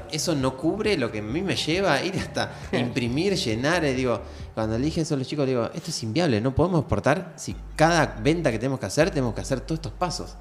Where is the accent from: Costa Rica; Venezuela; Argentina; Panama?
Argentina; lo que nos formó como argentino